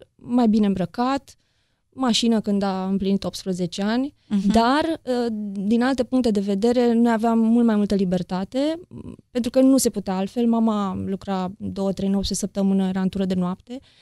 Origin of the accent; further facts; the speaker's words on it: Deva, Hunedoara County, Romania; moved away as an adult; now in Bucharest, Romania; din Deva, am 40 de ani, primii 20 i-am trăit acolo la Deva, următorii 20 în București și Aiurea